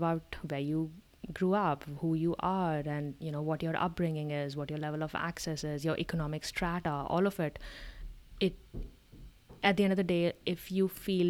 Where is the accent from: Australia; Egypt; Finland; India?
India; accent: Indian; moved away as an adult; now in United States; We being born and brought up in India have no freaking idea, right?